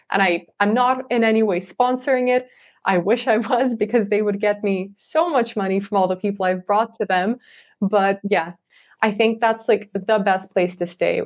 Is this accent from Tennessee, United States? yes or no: no; California, United States; moved away as an adult; now in Leiden, Netherlands; growing up in California in the U S